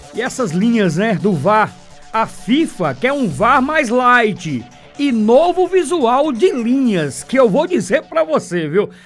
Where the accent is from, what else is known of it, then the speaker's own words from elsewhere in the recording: Paraíba, Brazil; do futebol da minha terra, o futebol da Paraíba